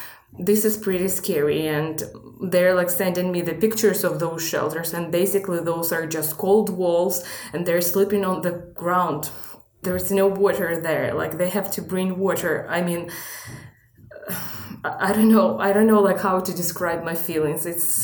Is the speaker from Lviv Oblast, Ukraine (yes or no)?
no; Kryvyi Rih, Dnipropetrovsk Oblast, Ukraine; moved away as an adult; also born or lived in Kyiv, Ukraine; now in Pittsburgh, United States; I was born in Kryvyi Rih. That's the central part of Ukraine. And from 2006 until 2016, I have been living in Kyiv, working, living there.